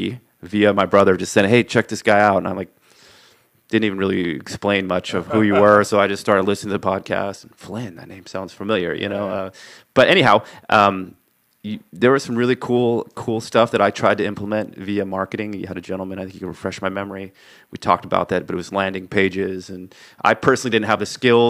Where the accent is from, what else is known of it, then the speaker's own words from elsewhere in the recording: Aptos, California, United States; we're from Aptos, Watsonville area.